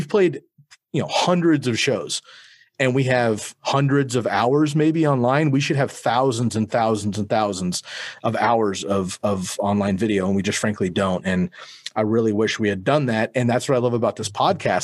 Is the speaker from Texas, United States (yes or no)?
no; Bay Area, California, United States; moved away as an adult; now in Eugene, United States; I grew up in California. I moved up to Oregon when I was 19